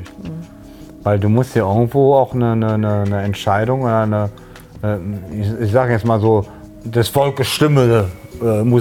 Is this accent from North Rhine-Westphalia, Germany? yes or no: yes; Cologne, North Rhine-Westphalia, Germany; Und äh, ich finde das so, so, so, so als Kölner, ne?